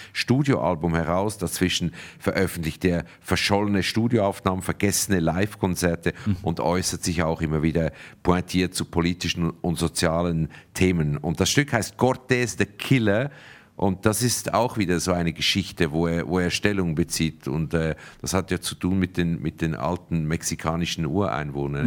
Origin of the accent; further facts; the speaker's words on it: Zug, Switzerland; ich bin in Zug aufgewachsen.